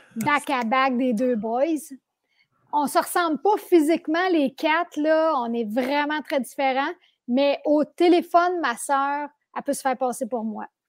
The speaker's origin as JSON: {"language": "French", "town": "Sainte-Adèle", "region": "Quebec", "country": "Canada", "tie": "born or raised there", "said": "je viens de Mont-Roland, Saint-Adèle. Euh, je suis très contente d'avoir grandi là"}